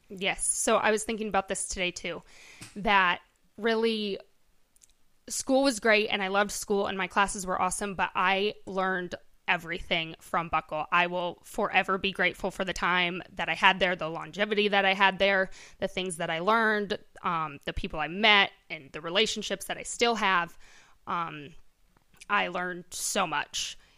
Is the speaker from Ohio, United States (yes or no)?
no; Correctionville, Iowa, United States; born and raised here in Correctionville.